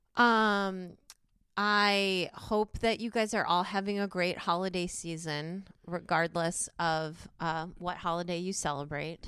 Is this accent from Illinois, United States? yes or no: yes; Chicago, Illinois, United States; I'm from Chicago